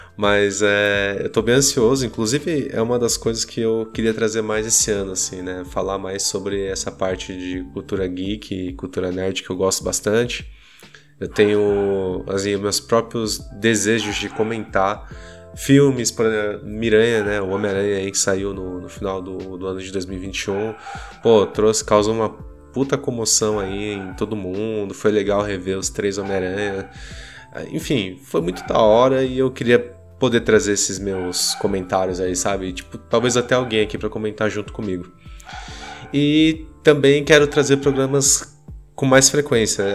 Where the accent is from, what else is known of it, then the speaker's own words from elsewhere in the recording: Brazil; somos brasileiros